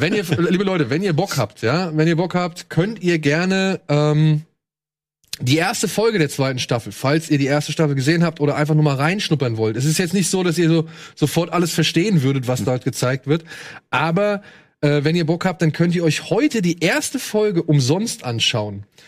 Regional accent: Germany; Bei uns in Deutschland

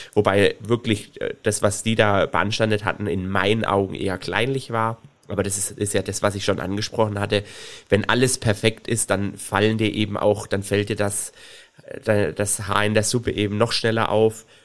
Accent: Swabia, Germany; ich bin ja Schwabe

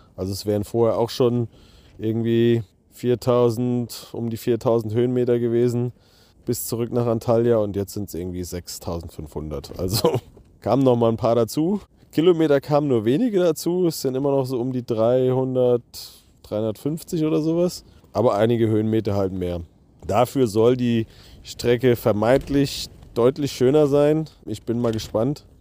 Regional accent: Bodenheim, Rhineland-Palatinate, Germany; Ich komme aus Bodenheim, auch aus Mainz quasi

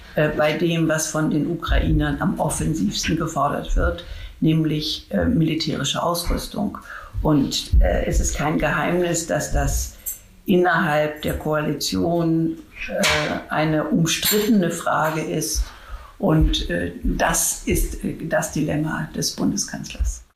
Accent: Germany; uns in Deutschland

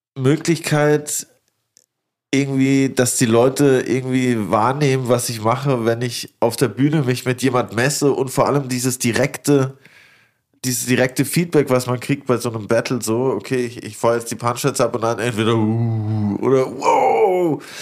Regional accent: Lörrach, Baden-Württemberg, Germany; moved away; also born or lived in Stuttgart / Karlsruhe; eher an der Schweizer Grenze, da wo ich, wo ich aufgewachsen bin

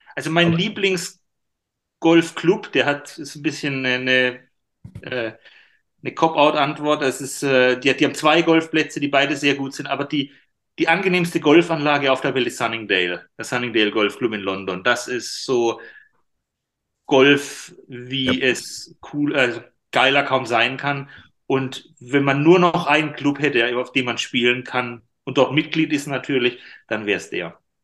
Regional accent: Karlsruhe, Baden-Württemberg, Germany; in Karlsruhe, in meiner Heimatstadt

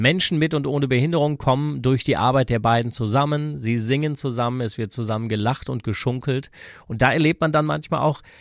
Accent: Frisia, Germany; born there; So habe ich übrigens auch als gebürtiges Friesenkind, das ich ja bin, den rheinischen Karneval kennengelernt.

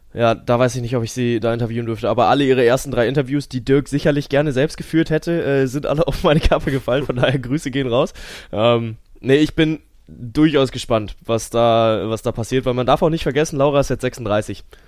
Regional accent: Cologne, North Rhine-Westphalia, Germany; ich komme aus Köln

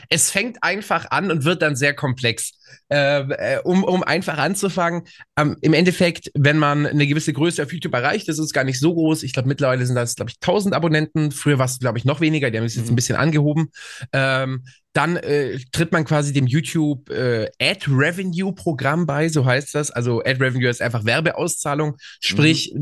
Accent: small town near Augsburg, Bavaria, Germany; ich komme aus München, das ist eine Kleinstadt

